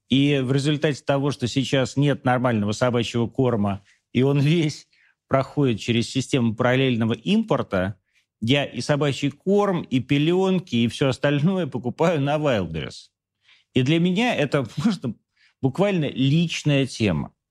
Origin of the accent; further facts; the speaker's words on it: Moscow, Russia; из Москвы, хочу понять